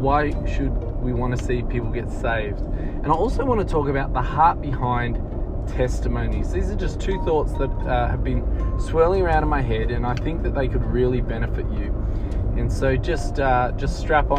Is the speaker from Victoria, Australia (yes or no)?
yes; Melbourne, Victoria, Australia; my hometown of Melbourne